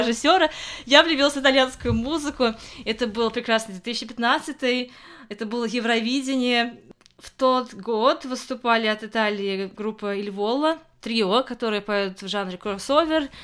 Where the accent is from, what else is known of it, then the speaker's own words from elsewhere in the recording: Kazan, Tatarstan, Russia; moved away as an adult; also born or lived in Moscow, Russia; now in England, United Kingdom; Я родилась и выросла в Казани